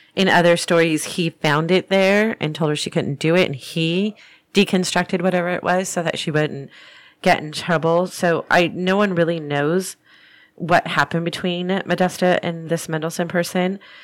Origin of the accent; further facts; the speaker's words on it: Orange, California, United States; my hometown of Old Town Orange